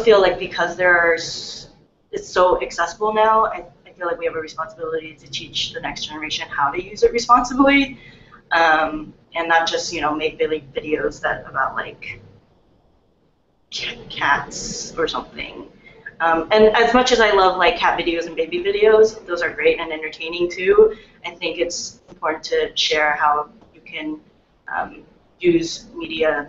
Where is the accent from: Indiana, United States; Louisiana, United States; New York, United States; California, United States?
California, United States; San Francisco; I was born and raised in America, or in San Francisco in particular